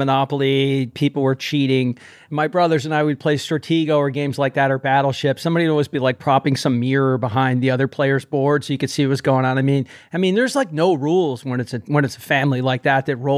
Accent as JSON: {"language": "English", "region": "New Jersey", "country": "United States", "said": "Fellow Jerseyite"}